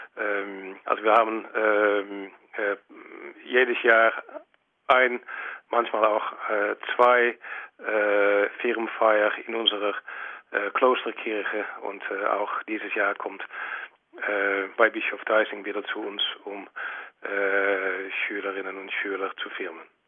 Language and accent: German; Netherlands; als äh, Holländer